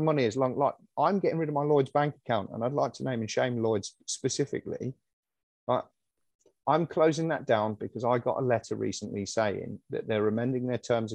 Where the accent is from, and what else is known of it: United Kingdom